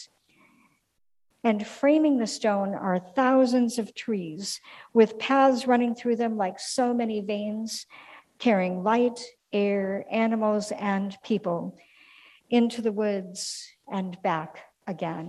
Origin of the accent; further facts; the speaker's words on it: Minneapolis, Minnesota, United States; now in St. Louis, United States; my hometown of Minneapolis